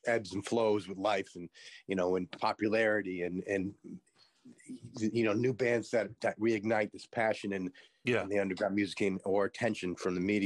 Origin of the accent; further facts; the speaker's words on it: East Coast, United States; moved away as an adult; also born or lived in New York; now in Los Angeles, United States; I grew up on the East Coast